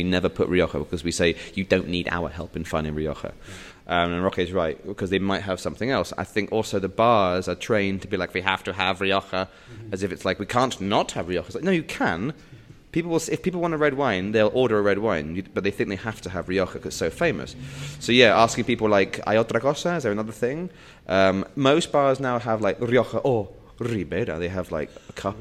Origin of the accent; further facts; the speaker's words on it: England, United Kingdom; moved away as an adult; now in Spain; as an Englishman